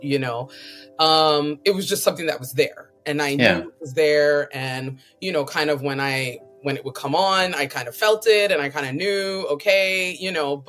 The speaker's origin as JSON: {"language": "English", "region": "New York", "country": "United States", "tie": "born or raised there", "said": "I grew up in New York"}